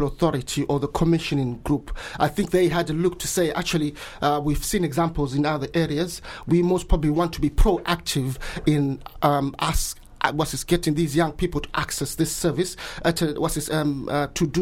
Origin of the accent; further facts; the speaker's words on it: Bulawayo, Zimbabwe; moved away as an adult; now in Brighton, United Kingdom; Yes, I was born and raised there. I went to school there